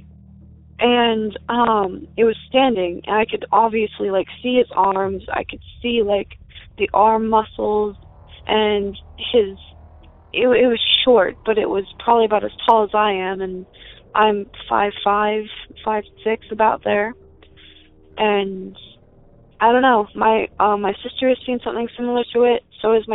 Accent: Bethel, Ohio, United States; I'm from rural Cincinnati, Ohio, just outside of Bethel

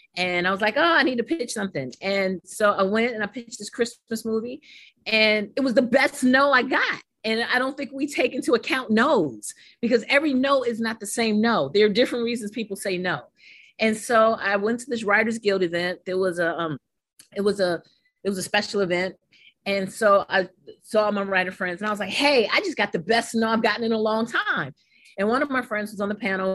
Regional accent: New York City, New York, United States; growing up in Harlem, New York

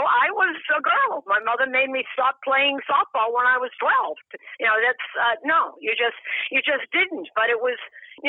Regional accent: Boston, Massachusetts, United States; moved away as an adult; And I'm a little older than you. So I grew up in Boston.

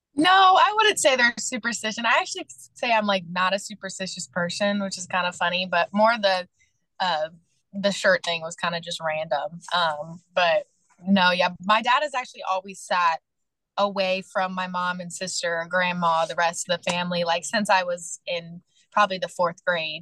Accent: Kentucky, United States; moved away as an adult; my hometown

